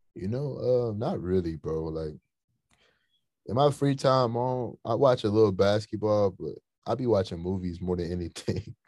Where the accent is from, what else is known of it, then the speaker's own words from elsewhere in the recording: hometown between Memphis and St. Louis, Missouri, United States; my hometown in the middle of Memphis and St. Louis